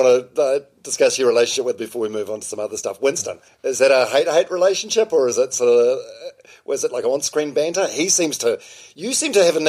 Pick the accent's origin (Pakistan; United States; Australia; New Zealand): New Zealand; Palmerston North, Manawatū-Whanganui; I'm from Palmerston North as well